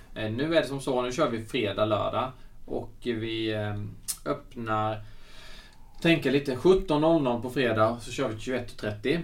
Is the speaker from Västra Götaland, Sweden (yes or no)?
no; Svängsta, Blekinge, Sweden; som faktiskt kommer från Svängsta i Karlshamn där jag kommer ifrån